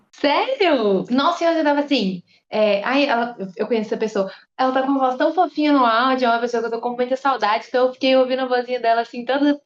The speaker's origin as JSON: {"language": "Portuguese", "region": "interior of Minas Gerais", "country": "Brazil", "said": "Eu vim do interior de Minas"}